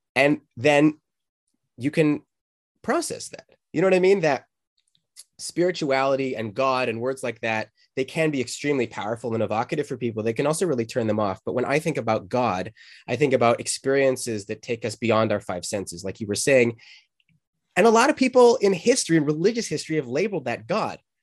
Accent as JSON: {"language": "English", "town": "Calgary", "region": "Alberta", "country": "Canada", "tie": "born or raised there", "also_born_or_lived": "Boulder, Colorado", "moved": "yes", "said": "where I grew up in Canada."}